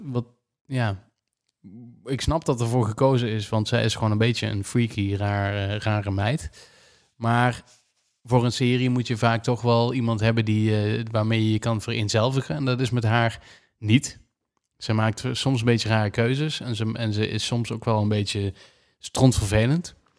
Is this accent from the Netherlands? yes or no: yes; Netherlands; als Nederlanders